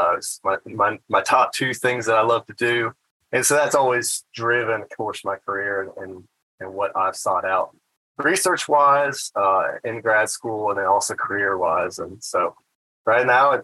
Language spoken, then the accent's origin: English; North Carolina, United States; moved away as an adult; also born or lived in Mississippi / Indiana; North Carolina actually is my home state. It's where I grew up